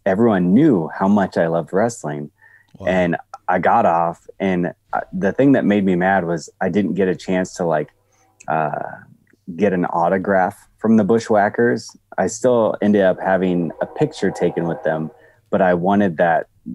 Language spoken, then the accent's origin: English; Eagle Grove, Iowa, United States; my hometown where I went to high school, which is Eagle Grove, Iowa.